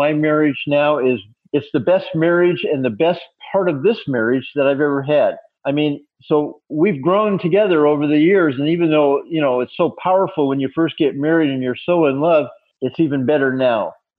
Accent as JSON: {"language": "English", "region": "Colorado", "country": "United States", "lives_now": "South Carolina, United States", "said": "When we first were married, I was from Colorado and she was from Maine."}